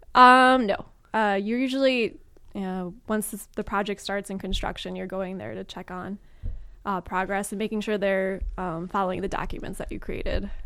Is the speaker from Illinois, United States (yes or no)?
yes; Chicago, Illinois, United States; moved away as an adult; now in Los Angeles, United States; I'm from Chicago, and so I'm used to deciduous trees